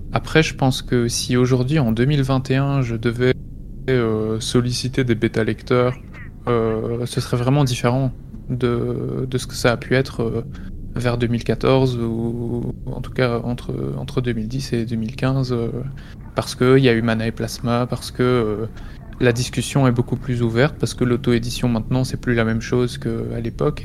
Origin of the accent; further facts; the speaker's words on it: Belgium; près de chez moi en Belgique